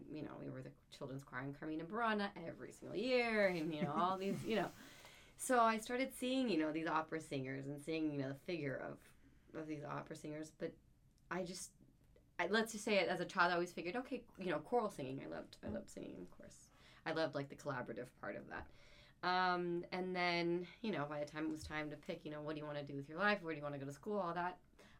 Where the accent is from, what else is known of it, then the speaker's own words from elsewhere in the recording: California, United States; born and raised in California.